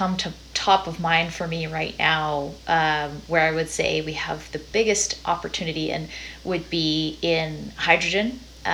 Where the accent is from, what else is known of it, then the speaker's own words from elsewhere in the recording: Dawson Creek, British Columbia, Canada; I'm from Dawson Creek, BC